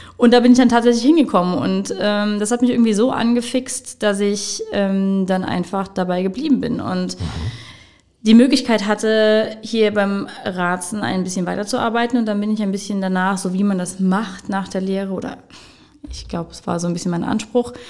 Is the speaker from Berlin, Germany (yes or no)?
no; Wittlich, Rhineland-Palatinate, Germany; now in Trier, Germany; Mein Vater ist Müllermeister, hat eine Mühle in Lüxem oder Lüxem bei Wittlich. Mhm und eine Bäckerei. Und da bin ich damit auch groß geworden.